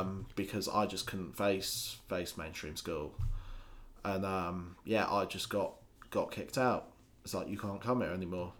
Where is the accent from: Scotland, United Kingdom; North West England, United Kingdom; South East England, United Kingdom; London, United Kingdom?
Scotland, United Kingdom; also born or lived in Lincolnshire; I spent the majority of my childhood living up in Scotland.